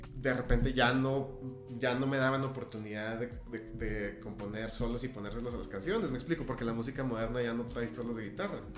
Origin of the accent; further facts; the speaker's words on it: Ciudad Juárez, Chihuahua, Mexico; also born or lived in El Paso, Texas; mi familia se mudó a Ciudad Juárez cuando yo estaba bastante joven, 4 o 5 años